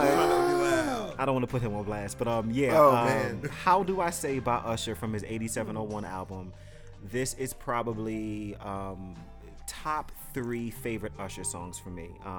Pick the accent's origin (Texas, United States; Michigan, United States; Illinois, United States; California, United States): Michigan, United States; Detroit; I am from Detroit.